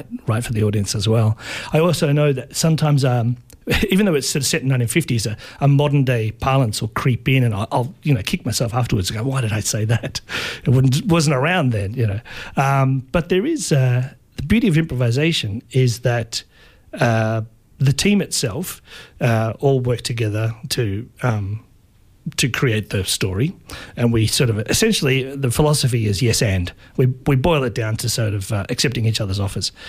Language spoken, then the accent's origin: English; Baxter, Victoria, Australia; I grew up in Baxter on Joan Lindsay's property